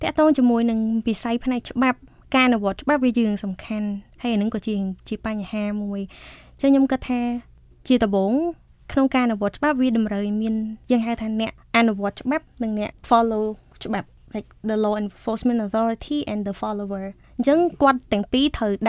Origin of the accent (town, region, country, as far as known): Cambodia; born or raised there; moved away as an adult; also born or lived in Washington, D.C., United States